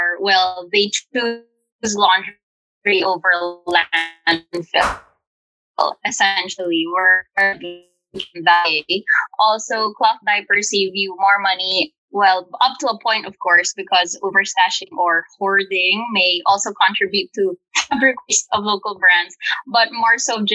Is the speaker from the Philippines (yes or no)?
yes; Manila, Metro Manila, Philippines; Our small family of three is born and raised in Manila in the Philippines